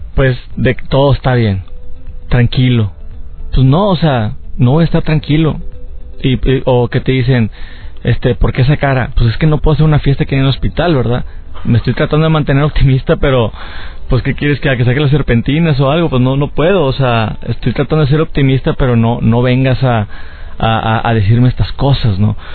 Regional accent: Mexico; aquí también dando conferencias en, en mi país

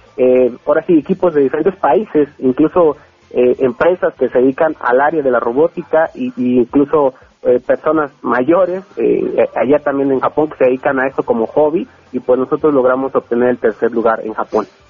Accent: State of Mexico, Mexico; somos chavos que venimos de, somos del Estado de México

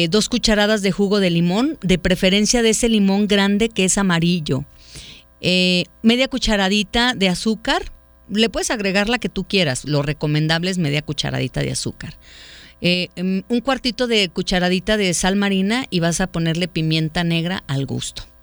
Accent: Ajijic, Jalisco, Mexico; Soy … de Ajijic.

